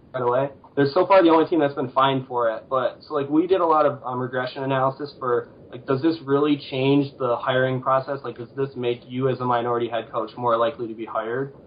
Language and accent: English; Sterling Heights, Michigan, United States; also born or lived in East Lansing, Michigan; I'm originally from Sterling Heights, and I went away to school in East Lansing